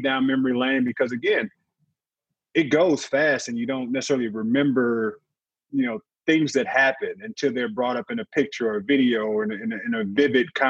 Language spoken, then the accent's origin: English; St. Louis, Missouri, United States; I'm a kid from St. Louis, played 13 years in the NBA